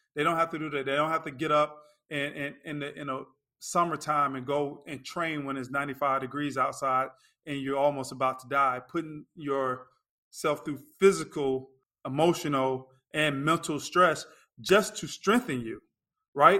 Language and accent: English; Lakeland, Florida, United States; moved away as an adult; also born or lived in North Carolina / Chicago, Illinois; now in Orlando, United States; I grew up in Lakeland, Florida.